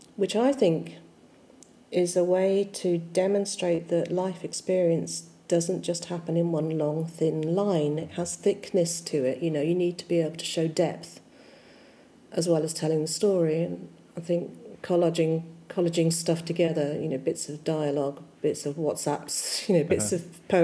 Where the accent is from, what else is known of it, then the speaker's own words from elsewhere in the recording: Vale of the White Horse, Berkshire, South East England, United Kingdom; now in Manchester, United Kingdom; I was born in the Vale of the White Horse in Berkshire.